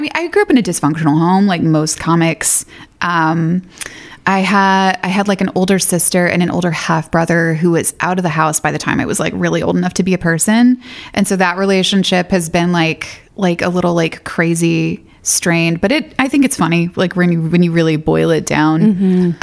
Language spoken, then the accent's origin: English; Athens, Georgia, United States; I kind of grew up in the sticks, about thirty minutes outside of Athens